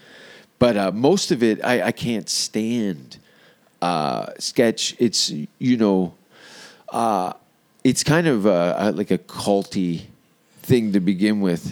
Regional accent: Hamilton, Ontario, Canada; I come from Hamilton

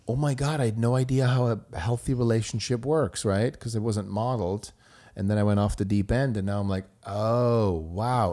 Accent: Switzerland; born or raised there; first language German; English is a second language; moved away as an adult

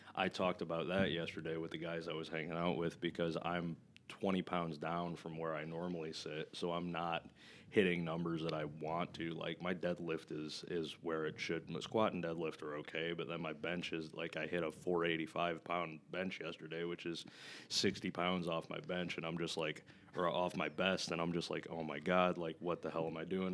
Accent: Flint, Michigan, United States; I grew up in Flint, Michigan

